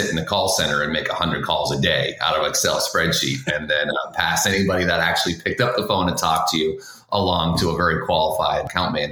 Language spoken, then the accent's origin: English; Boston, Massachusetts, United States; I grew up in Boston, {S0} North {S1} Carolina, or Boston, Massachusetts, excuse me.